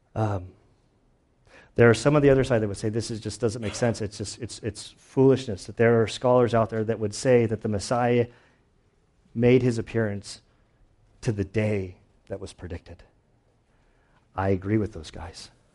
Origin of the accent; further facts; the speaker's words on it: United States; I'm an American